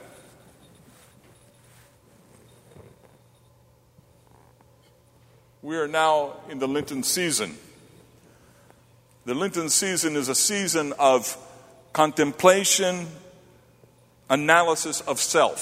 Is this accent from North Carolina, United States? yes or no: yes; Charlotte, North Carolina, United States; now in Johnstown, United States; growing up in Charlotte, at the age of 6